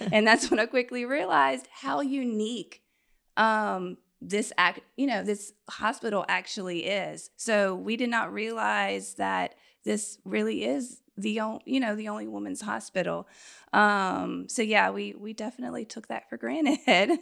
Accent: Baton Rouge, Louisiana, United States; also born or lived in Austin, Texas; I'm from Baton Rouge.

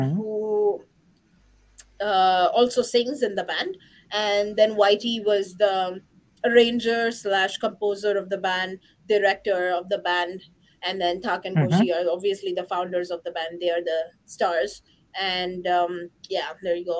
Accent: India; I'm from India

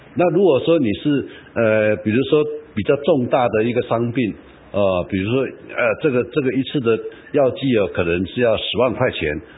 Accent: Taiwan; 我们台湾人

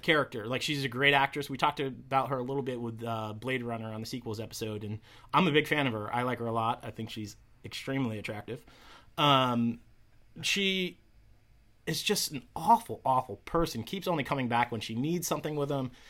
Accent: Westfield, United States; the Westfield News. Um, wrote an article about our little podcast this week in my hometown paper

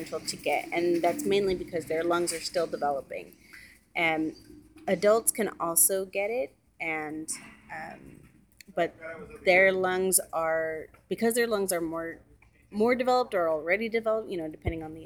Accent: Central Valley, California, United States; also born or lived in Korea; I grew up in the Central Valley.

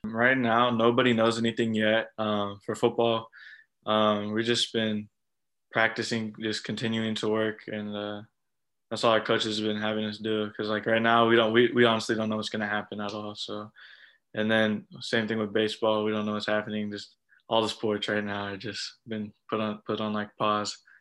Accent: Southern California, United States; I'm from Southern California

